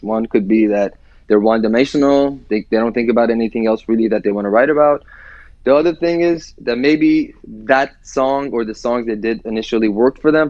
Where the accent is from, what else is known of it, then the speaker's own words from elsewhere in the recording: Iran; now in United States; growing up in Iran